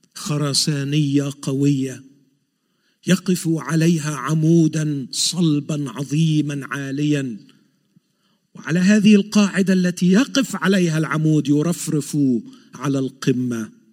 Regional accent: Egypt; now in Montreal, Canada; عندنا في مصر

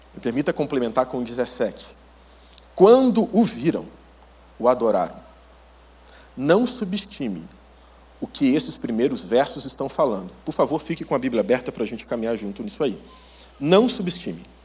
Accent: Rio de Janeiro, Brazil; now in Curitiba, Brazil; sou natural do Rio de Janeiro, mas moro em Curitiba

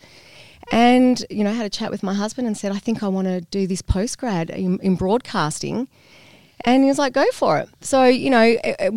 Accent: Phillip Island, Victoria, Australia; also born or lived in Thailand; I'm originally from the East Coast

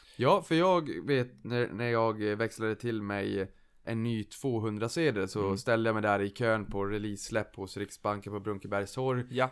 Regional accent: Boden, Norrbotten County, Sweden; now in Stockholm, Sweden; jag kommer från Boden från första början

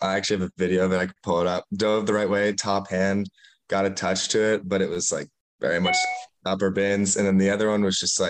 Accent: Washington, United States; also born or lived in Chicago, Illinois; I'm from Washington, like I'm from the state, so it wasn't like a huge thing to move

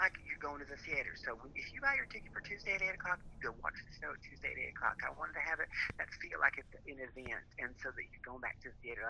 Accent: the South, United States; and you know I'm from the South, so I probably have more than I should.

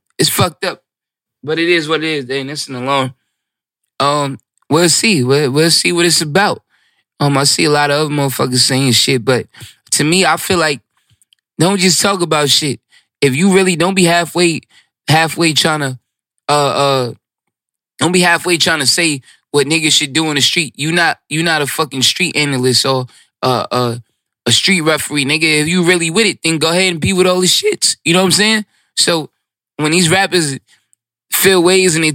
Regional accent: New York City, New York, United States; I'm from Brooklyn. Like, I'm really of this

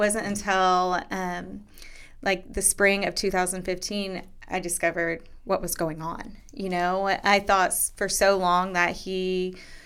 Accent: Derby, Kansas, United States; moved away; grew up in a small town called Derby, right south of Wichita

